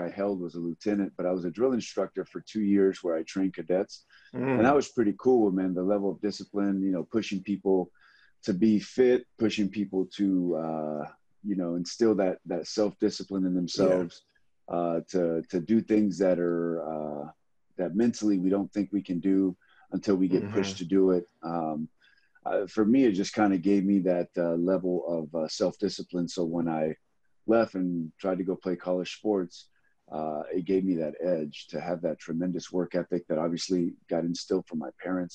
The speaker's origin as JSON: {"language": "English", "town": "Los Angeles", "region": "California", "country": "United States", "tie": "born or raised there", "also_born_or_lived": "Compton, California", "said": "I was born in Compton, California, man. Lived there for about 8 years of my life and then moved over to Watts and grew up there in the inner cities"}